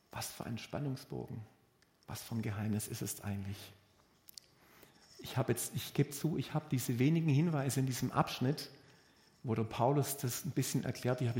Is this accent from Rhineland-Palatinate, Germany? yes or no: no; Baden-Württemberg, Germany; Also die Bea kommt aus dem Badischen und ich komme aus, Würden, aus Württemberg.